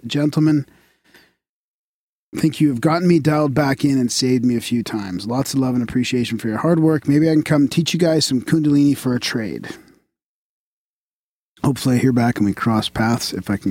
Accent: British Columbia, Canada; now in Alberta, Canada; So I'm from Vancouver Island, but I live here now.

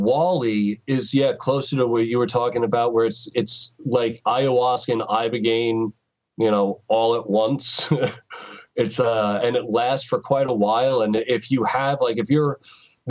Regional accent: New York, United States; moved away; I'm from New York

